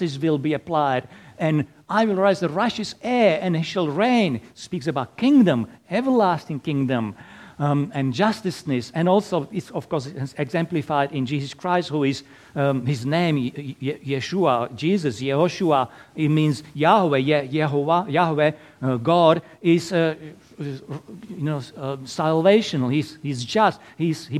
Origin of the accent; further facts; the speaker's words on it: Slovakia; English is a second language; moved away as an adult; now in Perth, Australia; originally from tiny little country in Eastern Europe, Slovakia. So that's why my lovely accent.